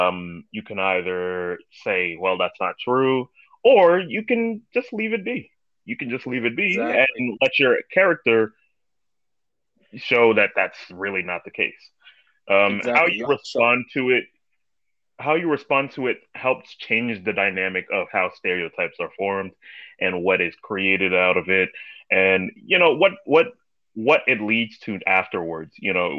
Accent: New York City, New York, United States; I was born and raised in Brooklyn, New York.

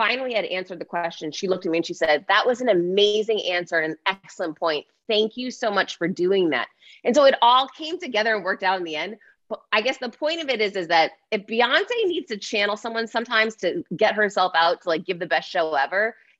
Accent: United States; I'm American

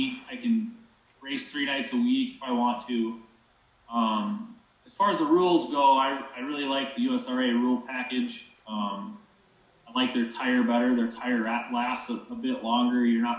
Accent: Lake Preston, South Dakota, United States; I'm from Lake Preston, South Dakota. I'm about 25 miles straight west of Brookings, probably 50 miles straight east of Huron

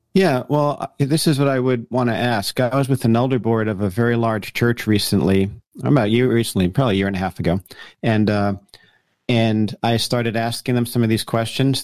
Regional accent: Paramus, New Jersey, United States; moved away as an adult; also born or lived in Colorado; born and raised in New Jersey, uh, person up in Paramus, New Jersey

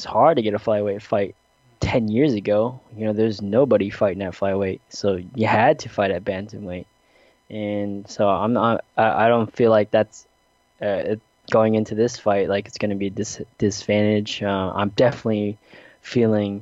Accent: South Dakota, United States; growing up in the Midwest and South Dakota

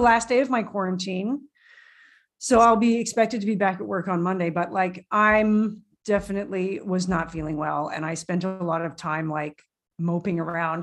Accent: Canada; I speak French, but I'm Canadian and it's a little weak.

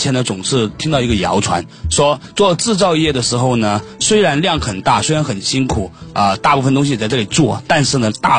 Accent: Guangdong, China; 我是广东人，

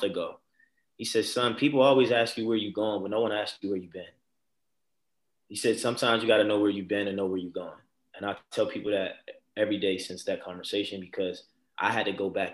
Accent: Baltimore, Maryland, United States; born or raised there

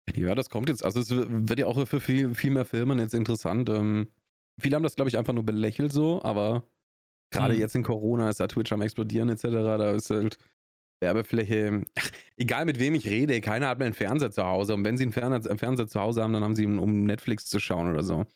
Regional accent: Augsburg, Bavaria, Germany; accent: Swabian; Ich komme aus Schwaben, ich komme aus Augsburg

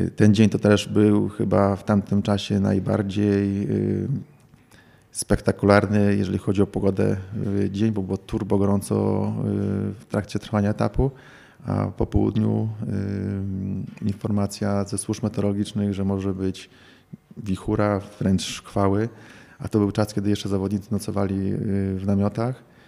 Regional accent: Warsaw, Masovian Voivodeship, Poland; moved away; also born or lived in Białystok / Podlasie; urodziłem się i, i, mieszkałem większość swojego czasu, większość życia w Warszawie

